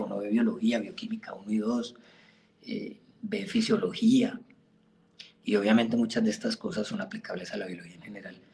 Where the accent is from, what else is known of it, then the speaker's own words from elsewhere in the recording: Florencia, Caquetá, Colombia; also born or lived in Puerto Rico, Caquetá / Ibagué / Bogotá; yo soy caqueteño, yo nací en Puerto Rico, Caquetá, un pueblito que queda a 100 kilómetros al norte de Florencia. Viví ahí un añito y me trajeron para Florencia acá